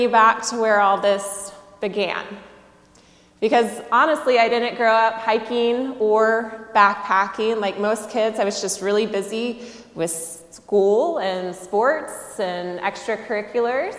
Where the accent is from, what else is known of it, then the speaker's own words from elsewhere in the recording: Southeast, United States; I grew up in the Southeast